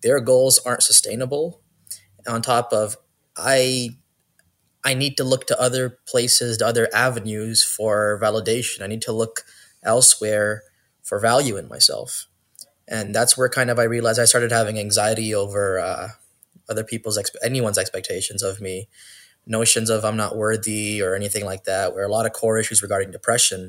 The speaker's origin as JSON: {"language": "English", "town": "Brampton", "region": "Ontario", "country": "Canada", "tie": "born or raised there", "also_born_or_lived": "Toronto", "said": "I was born in Toronto and I'm raised in Brampton since 2000."}